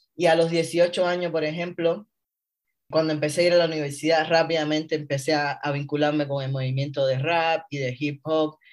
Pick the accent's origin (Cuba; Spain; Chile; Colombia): Cuba; Havana; moved away as an adult; also born or lived in San Cristóbal de las Casas, Chiapas, Mexico; now in Mexico; Yo nací en La Habana, Cuba, en el año 1985. Eh, me crié en uno de los barrios eh, de las afueras de la ciudad que se llama Reparto Eléctrico